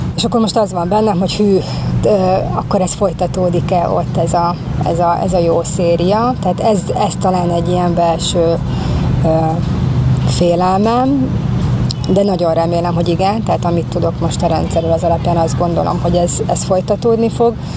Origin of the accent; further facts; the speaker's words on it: Hungary; hogyan leszek én a magyarságommal ott kint, ahol, ahol éppen nem a magyar környezetemben vagyok